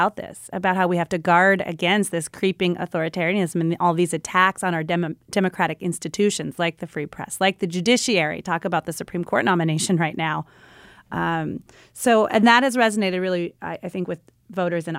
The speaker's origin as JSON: {"language": "English", "region": "Minnesota", "country": "United States", "said": "I'm from Minnesota."}